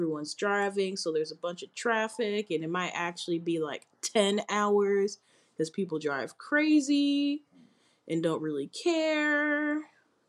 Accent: United States; I'm American

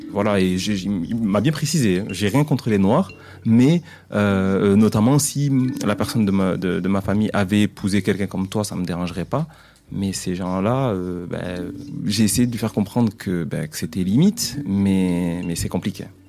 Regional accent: Mayotte; je suis originaire de Mayotte.

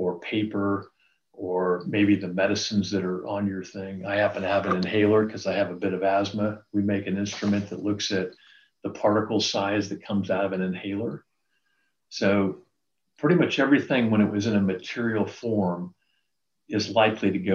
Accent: Reno, Nevada, United States; I grew up in Reno, Nevada

